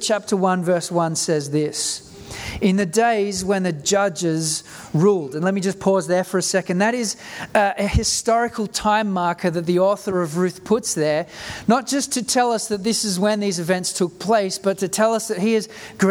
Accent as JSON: {"language": "English", "country": "South Africa", "tie": "born or raised there", "moved": "yes", "lives_now": "Australia", "said": "my family moved to Australia in 1988. I grew up in South Africa during the time of apartheid."}